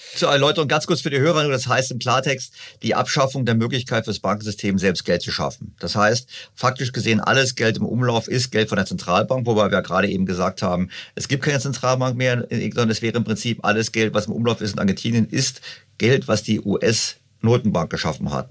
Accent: Germany; Bei uns in Deutschland

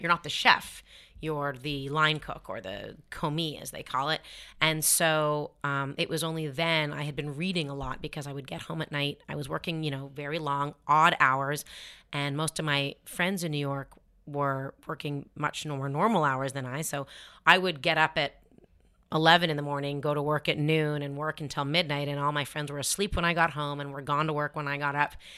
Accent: Toronto, Ontario, Canada; moved away; We grew up in Toronto, which is an incredibly diverse city

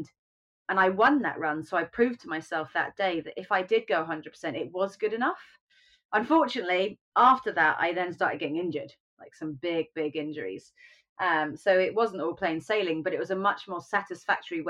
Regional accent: United Kingdom; being British

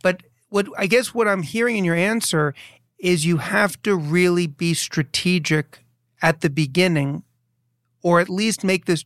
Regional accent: New York City, New York, United States; moved away as an adult; now in New Jersey, United States; I was born and raised in New York City

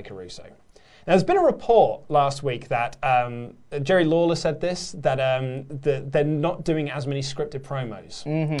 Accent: United Kingdom; I think, it probably helps because we are British

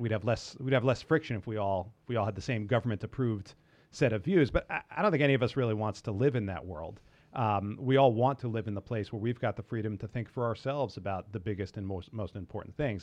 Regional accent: New York, United States; I grew up in New York

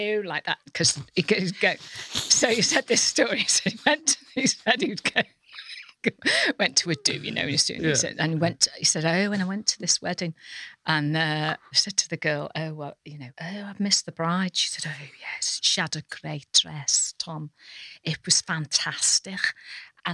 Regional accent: North Wales, United Kingdom; moved away; I grew up in North Wales, mm-hmm. that bit strip of North Wales that's, you know, a third Scouse, really.

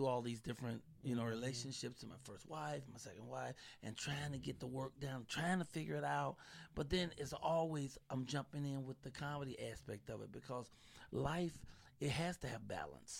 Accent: Chicago, Illinois, United States; now in Los Angeles, United States; I'm from Chicago, Southside, Robert Taylor Home, 4352 South State, apartment 909. I will always be from the projects, brother.

